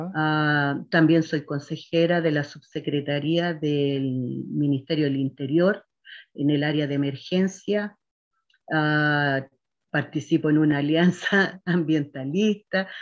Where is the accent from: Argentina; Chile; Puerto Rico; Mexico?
Chile; Quinta Normal, Santiago Metropolitan Region; yo soy nacida y criada en Quinta Normal